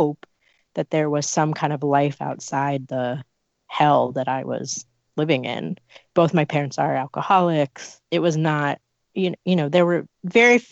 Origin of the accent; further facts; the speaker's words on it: San Francisco, California, United States; also born or lived in South Bay; I was raised in the South Bay, actually between the South Bay and San Francisco. My mom moved to San Francisco when I was very young.